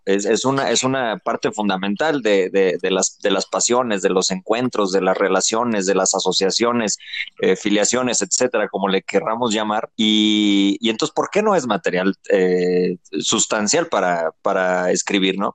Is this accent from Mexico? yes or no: yes; Mexico